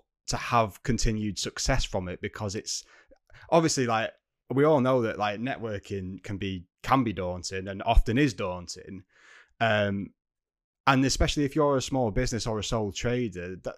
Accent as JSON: {"language": "English", "region": "North West England", "country": "United Kingdom", "accent": "northern", "said": "We're both northern accents"}